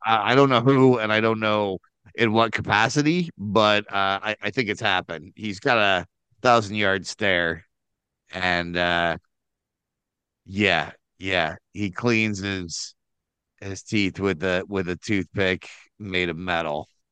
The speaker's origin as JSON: {"language": "English", "region": "Midwest", "country": "United States"}